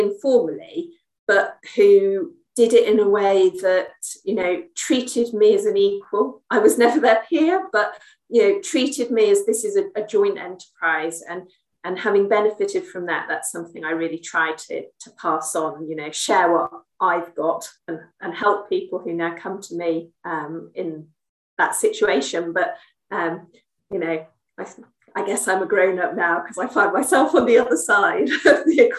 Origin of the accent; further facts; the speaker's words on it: Salisbury, South West England, United Kingdom; now in London, United Kingdom; I'm based in England, and that's where I grew up. I was born in Salisbury, somewhere much more small than where I am now in London